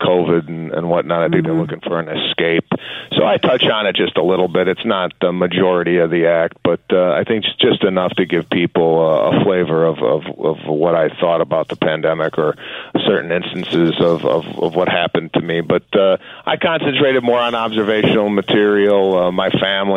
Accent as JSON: {"language": "English", "town": "Chicago", "region": "Illinois", "country": "United States", "tie": "born or raised there", "said": "me being from the Midwest, growing up in Chicago"}